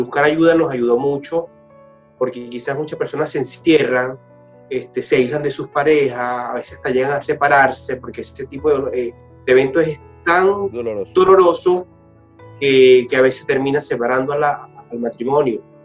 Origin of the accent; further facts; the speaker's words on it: Portuguesa, Venezuela; yo soy venezolano, igual que mi esposa, soy del Estado portuguesa